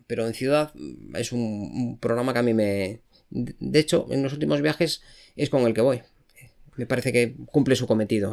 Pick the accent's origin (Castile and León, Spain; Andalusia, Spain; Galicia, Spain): Galicia, Spain; A Coruña; Yo soy de Coruña.